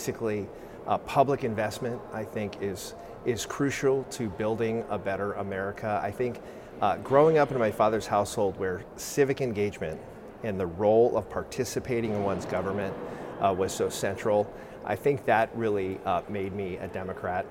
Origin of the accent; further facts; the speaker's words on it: South San Francisco, California, United States; That is my hometown